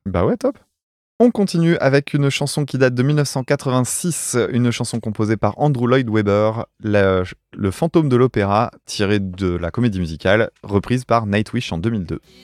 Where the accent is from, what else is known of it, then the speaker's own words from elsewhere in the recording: France; en tant que français, tu vois, provincial